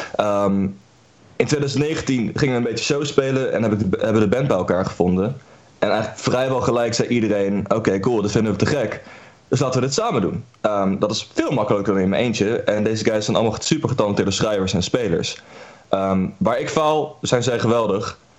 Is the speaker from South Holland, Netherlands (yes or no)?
yes; The Hague, South Holland, Netherlands; wij komen uit Den Haag